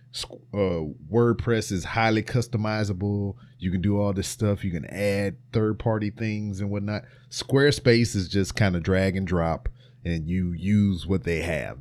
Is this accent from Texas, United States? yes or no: no; Louisiana, United States; my home state of Louisiana